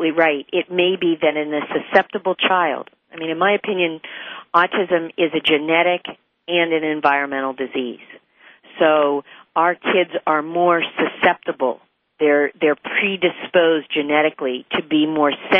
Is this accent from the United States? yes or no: yes; West Virginia, United States; where I grew up in West Virginia